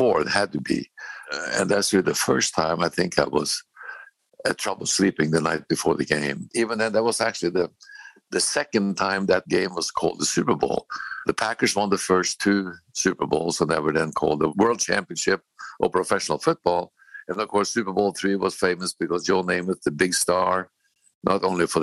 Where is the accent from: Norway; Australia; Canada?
Norway; moved away; also born or lived in Bozeman, Montana / Kansas City; growing up in Norway